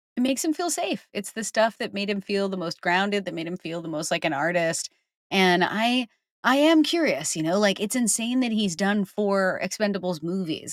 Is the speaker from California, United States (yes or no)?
no; New Jersey, United States; moved away; where I grew up because I'm from New Jersey originally